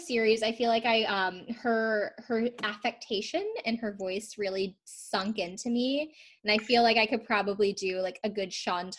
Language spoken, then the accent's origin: English; South Carolina, United States; now in North Carolina, United States; I'm from the South as well. I'm from South Carolina, I live in North Carolina now